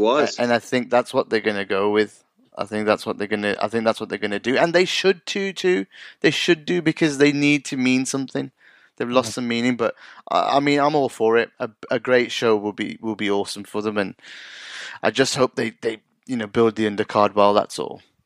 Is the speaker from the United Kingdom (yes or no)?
yes; United Kingdom; being from an ethnic minority myself and growing up in the UK